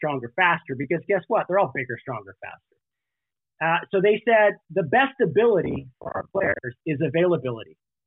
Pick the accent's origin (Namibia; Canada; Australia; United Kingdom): Canada; moved away as an adult; also born or lived in Alberta; now in California, United States; I was born and raised in Canada.